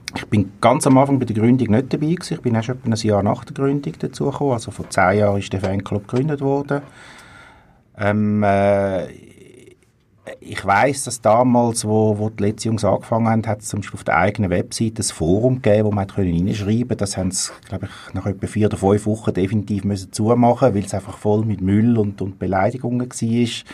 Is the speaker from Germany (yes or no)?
no; Zurich, Switzerland; ich komme aus Zürich und darum schlägt mein Fußballherz ursprünglich für IF, für Young Fellows Zürich